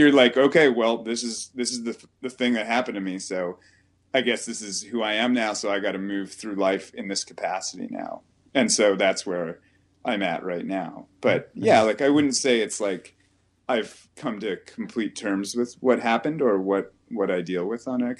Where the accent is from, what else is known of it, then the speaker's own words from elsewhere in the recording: Ontario, Canada; now in Vancouver, Canada; we're moving back to Ontario probably at the end of the summer